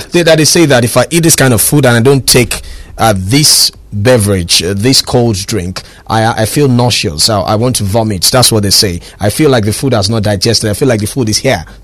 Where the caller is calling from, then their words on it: Ojo, Lagos, Nigeria; I'm calling from Ojo.